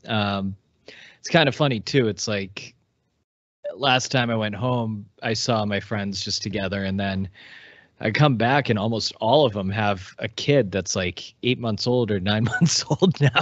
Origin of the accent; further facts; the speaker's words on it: Massachusetts, United States; growing up in Massachusetts, we're surrounded by apple trees